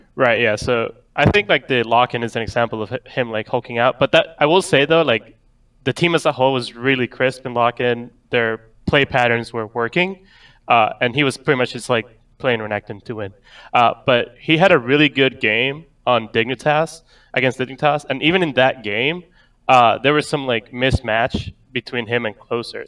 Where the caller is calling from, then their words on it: New York, United States; I'm calling from New York, New York